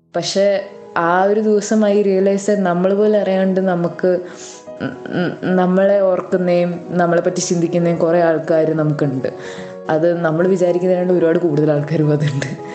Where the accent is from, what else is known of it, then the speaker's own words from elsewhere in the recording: Ernakulam, Kerala, India; ഞാൻ എറണാകുളത്തു നിന്നാണ് വരുന്നത്